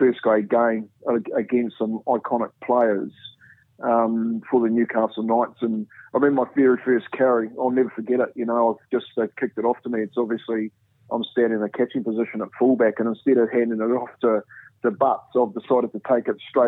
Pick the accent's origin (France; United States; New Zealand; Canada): New Zealand; moved away; as a Kiwi, yeah. You know, as a young Māori Polynesian